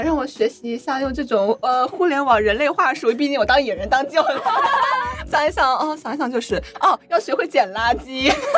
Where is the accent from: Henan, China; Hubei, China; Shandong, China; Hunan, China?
Hubei, China; Wuhan; also born or lived in Chongqing; now in Shanghai, China; 我是出生在西部嘛，我出生在重庆，然后长在武汉